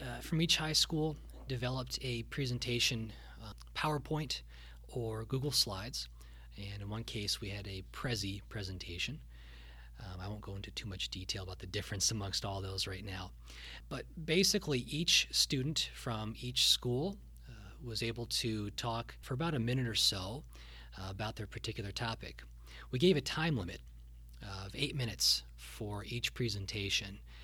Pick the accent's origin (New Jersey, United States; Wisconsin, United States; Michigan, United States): New Jersey, United States; Cape May County; moved away as an adult; also born or lived in Ohio / Katonah, New York; I did a couple summers down at my hometown in Cape May County at the museum there.